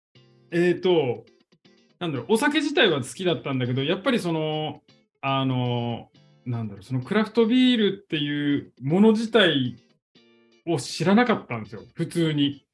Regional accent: Hanamaki, Iwate, Japan; 生まれも育ちも花巻で

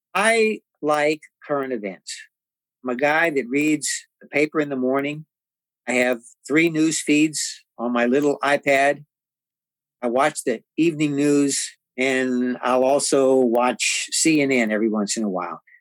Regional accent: San Antonio, Texas, United States; I lived on the Prospect Hill community on the west side of San Antonio

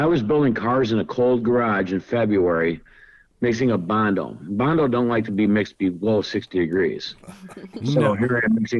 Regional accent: Chicago, Illinois, United States; we're from Chicago here.

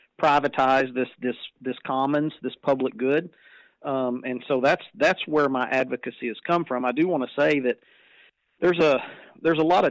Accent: Texas, United States; it was my hometown

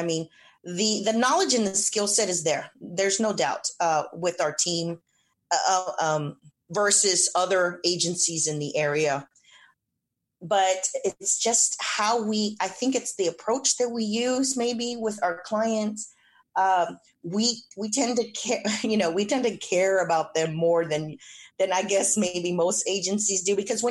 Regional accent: San Antonio, Texas, United States; I'm originally born and raised in San Antonio.

